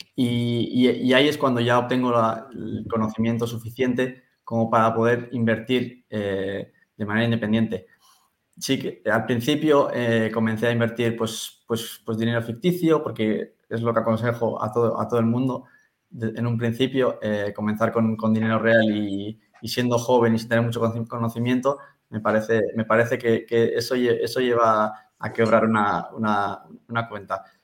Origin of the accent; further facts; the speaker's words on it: San Sebastián, Basque Country, Spain; yo soy un chico de San Sebastián que tiene 27 años